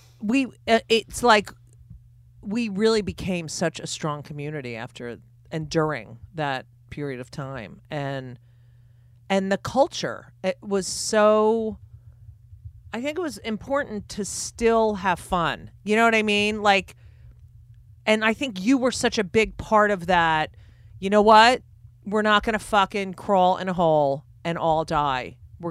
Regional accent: New Jersey, United States; I grew up in New Jersey

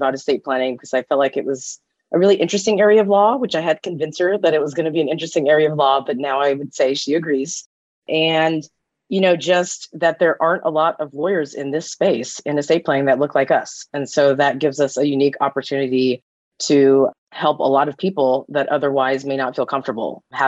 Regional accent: California, United States; also born or lived in Nevada; I grew up in California

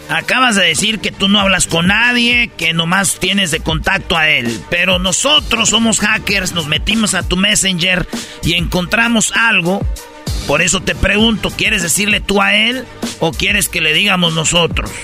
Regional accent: Michoacán, Mexico; en Michoacán siempre lo hemos hecho

